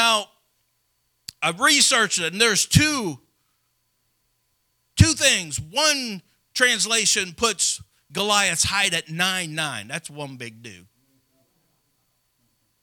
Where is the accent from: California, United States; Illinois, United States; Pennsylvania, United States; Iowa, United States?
Illinois, United States; Madison; as the smallest boy in my school growing up in Madison, Illinois, just Madison Public School